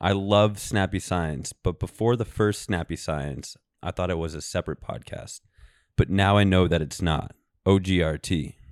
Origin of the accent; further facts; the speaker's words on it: Colorado, United States; now in New York, United States; I'm from Colorado originally. I'm born and raised there. I now live in New York here in the Big Apple